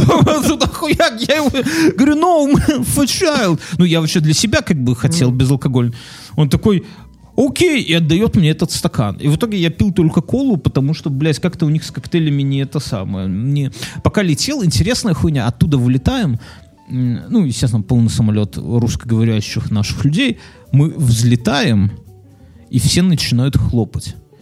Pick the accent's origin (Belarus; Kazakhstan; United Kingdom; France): Belarus; Мы же белорусы